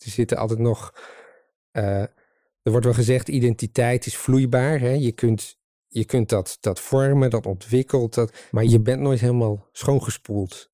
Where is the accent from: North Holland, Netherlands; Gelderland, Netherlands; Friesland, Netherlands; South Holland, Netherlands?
Friesland, Netherlands; Leeuwarden; moved away as an adult; also born or lived in Utrecht; now in Dronrijp, Netherlands; hoe ik het zelf ook ervaren heb, opgroeiend in Leeuwarden